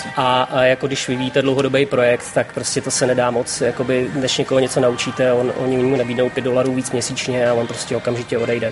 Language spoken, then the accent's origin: Czech; Czechia; moved away as an adult; now in Vietnam; my Češi